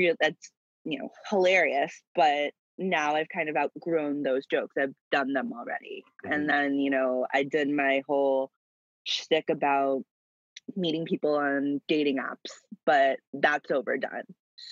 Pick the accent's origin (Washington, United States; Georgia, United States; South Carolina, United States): Georgia, United States; Atlanta; I grew up in Atlanta